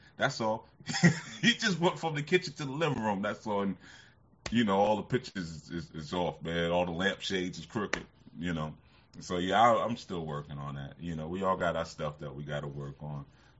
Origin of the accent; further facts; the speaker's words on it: Oakland, California, United States; Yeah, because you know, growing up in Oakland, you know what I mean?